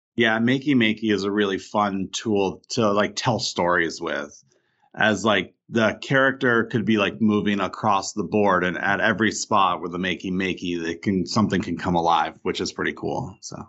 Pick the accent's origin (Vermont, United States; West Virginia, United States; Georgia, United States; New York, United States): Vermont, United States; I didn't get as much of that growing up in Vermont